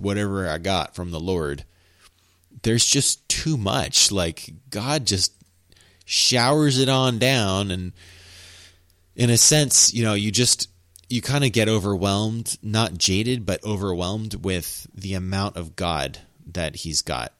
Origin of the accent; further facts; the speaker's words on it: United States; accent: cowboy; I'm American and that's kind of how I talk English